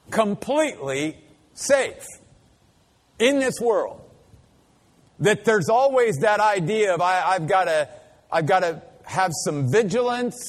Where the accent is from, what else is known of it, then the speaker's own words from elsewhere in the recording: Maryland, United States; growing up in Maryland, and though we didn't live in the city of Baltimore